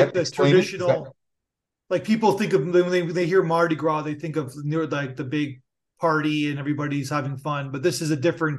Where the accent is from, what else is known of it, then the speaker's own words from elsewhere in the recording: Niagara Falls, Ontario, Canada; I'm from Niagara Falls, born and raised